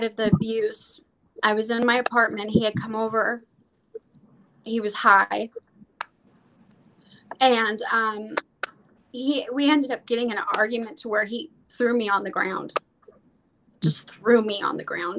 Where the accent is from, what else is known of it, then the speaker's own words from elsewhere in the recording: Vancouver, Washington, United States; I'm actually from Vancouver, Washington, but it's right next to Oregon.